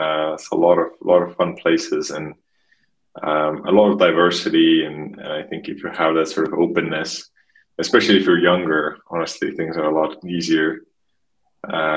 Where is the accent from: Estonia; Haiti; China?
Estonia; moved away; I'm originally from a small, tiny country called Estonia